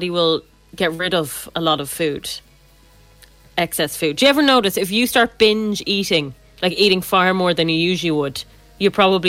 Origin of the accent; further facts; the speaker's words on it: Ireland; being Irish